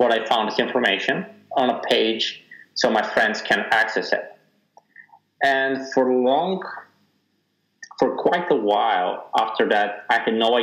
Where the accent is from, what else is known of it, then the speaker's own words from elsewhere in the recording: Sofia, Sofia City, Bulgaria; born and raised in Sofia, Bulgaria.